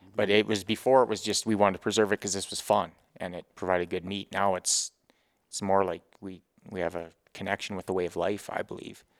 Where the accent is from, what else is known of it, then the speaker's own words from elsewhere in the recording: Grovedale, Grande Prairie area, Alberta, Canada; born and raised, Grove Hill, Grand Prairie area